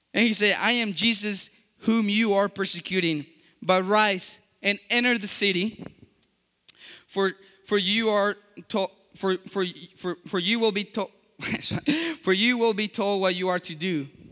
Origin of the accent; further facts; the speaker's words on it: Colombia; English is a second language; moved away; I was born in Colombia